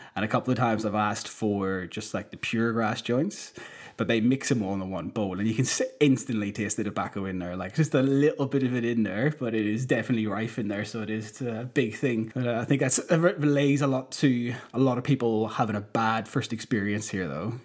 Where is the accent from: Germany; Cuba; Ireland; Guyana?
Ireland; moved away as an adult; now in Amsterdam, Netherlands; growing up in Ireland